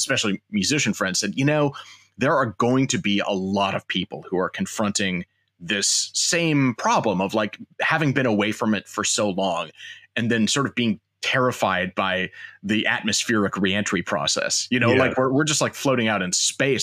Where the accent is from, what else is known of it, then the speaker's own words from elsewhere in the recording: Chaska, Minnesota, United States; moved away as an adult; also born or lived in Central Illinois / Santa Barbara, California; I grew up in Chaska, Minnesota